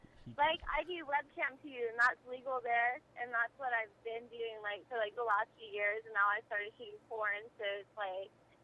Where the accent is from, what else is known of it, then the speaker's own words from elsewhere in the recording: Texas, United States; Yeah, but I'm from Texas